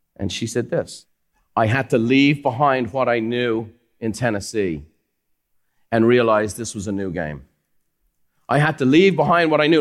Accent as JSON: {"language": "English", "country": "Ireland", "tie": "born or raised there", "moved": "yes", "lives_now": "United States", "said": "Growing up in Ireland is fantastic. I love where I come from."}